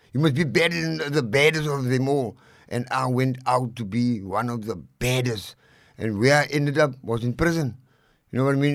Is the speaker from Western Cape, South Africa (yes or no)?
yes; Cape Town, Western Cape, South Africa; also born or lived in Lavender Hill, Cape Town; I was born and bred in District Six